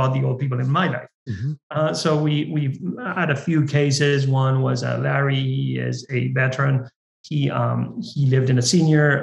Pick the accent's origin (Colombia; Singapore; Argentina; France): Argentina; now in United States; I come from Argentina, I'm Latino